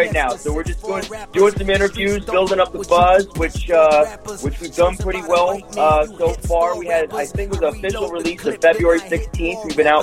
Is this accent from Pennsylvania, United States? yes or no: yes; Pennsylvania, United States; moved away as an adult; also born or lived in Northern California; now in San Diego, United States; growing up in Pennsylvania, up in the Northeast